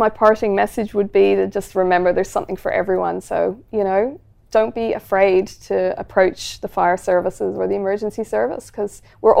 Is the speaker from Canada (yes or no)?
no; Ireland; now in Australia; And I come from Ireland. There's nothing scary in Ireland.